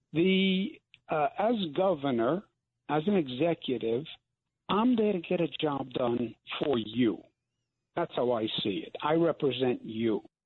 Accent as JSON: {"language": "English", "region": "New York", "country": "United States", "said": "I'm from New York"}